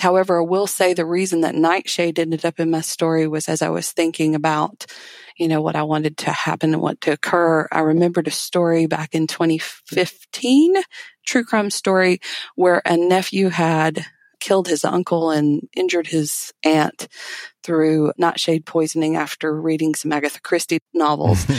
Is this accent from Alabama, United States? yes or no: yes; Alabama, United States; I'm from Alabama.